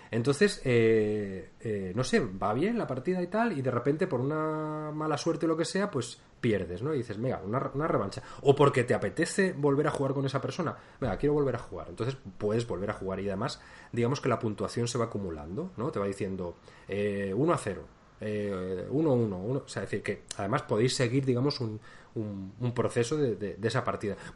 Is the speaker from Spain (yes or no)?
yes; Spain; Pero sí que soy de España